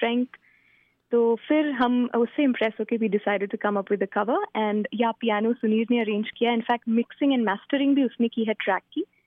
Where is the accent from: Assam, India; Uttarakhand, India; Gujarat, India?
Gujarat, India; Ahmedabad; moved away as an adult; now in Seattle, United States; मैं बेसिकली अहमदाबाद से हूँ इंडिया में